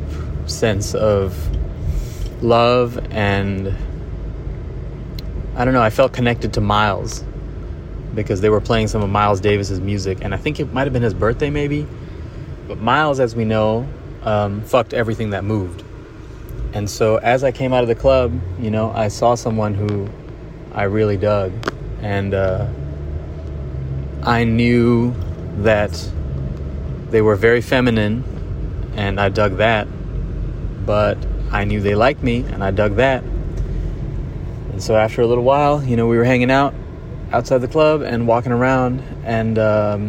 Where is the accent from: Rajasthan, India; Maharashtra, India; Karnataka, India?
Maharashtra, India; Mumbai; growing up in Bombay around artists and photographers and musicians